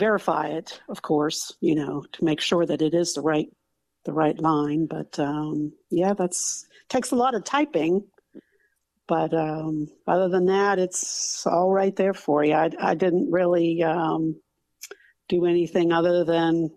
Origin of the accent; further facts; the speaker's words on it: United States; as an American